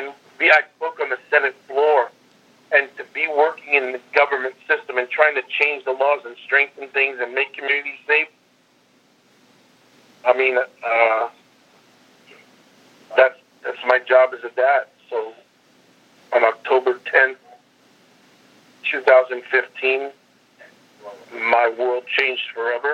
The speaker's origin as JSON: {"language": "English", "region": "New Jersey", "country": "United States", "tie": "born or raised there", "moved": "yes", "said": "that small town I grew up in New Jersey"}